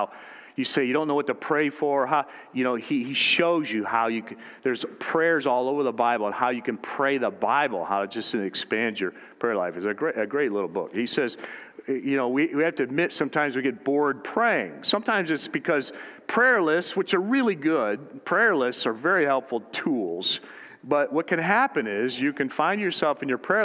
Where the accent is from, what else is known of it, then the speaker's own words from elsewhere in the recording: United States; as American Christians in the culture we've grown up